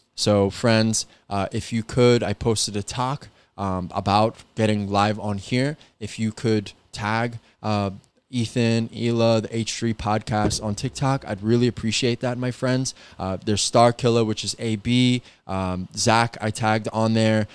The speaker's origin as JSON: {"language": "English", "region": "New York", "country": "United States", "said": "I'm from New York"}